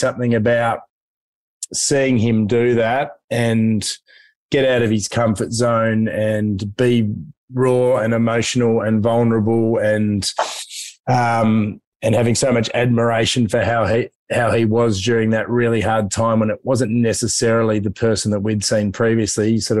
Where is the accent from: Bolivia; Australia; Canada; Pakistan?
Australia; Hobart, Tasmania; moved away; I'm a Tassie boy. I grew up in Hobart.